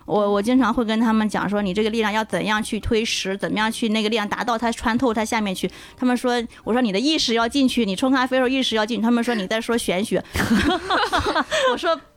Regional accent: China; 我们 中国人的嘴巴接受到的很多的味觉，它是在中国的这种状态的

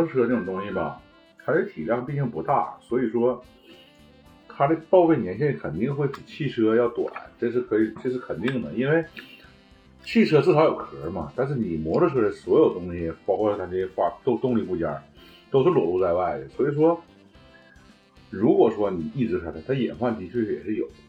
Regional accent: China; 我感觉我们中国人没有道理去不支持他这个车子，你知道吗？

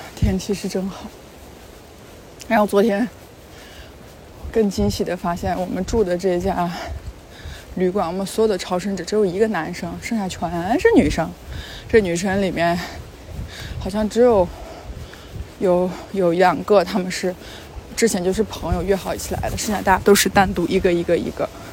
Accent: China; 一个来自中国

